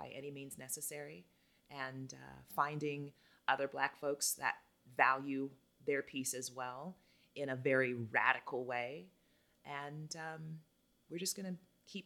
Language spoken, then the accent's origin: English; United States; moved away as an adult; now in Costa Rica; oh, she's American